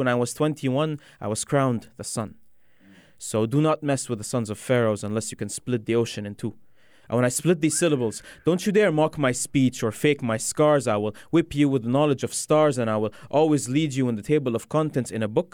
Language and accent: English; Egypt; I am an Egyptian. A 7,000-year-old civilization